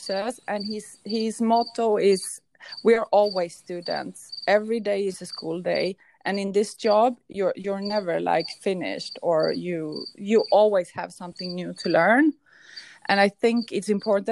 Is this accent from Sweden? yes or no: yes; Stockholm, Stockholm County, Sweden; moved away; also born or lived in an island in the Mediterranean; I grew up in Stockholm in Sweden